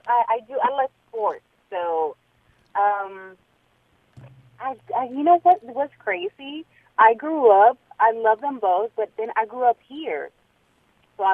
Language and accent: English; New York City, New York, United States; also born or lived in Harlem; I grew up in Washington Heights